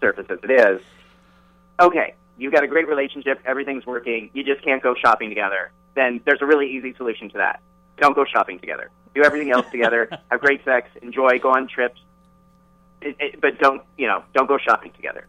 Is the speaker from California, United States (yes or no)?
yes; California, United States; I come from California, right? And I grew up in the 70s and 80s